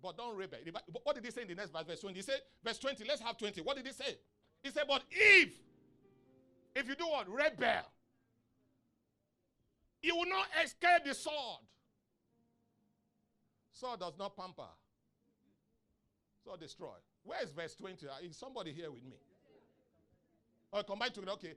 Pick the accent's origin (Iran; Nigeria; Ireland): Nigeria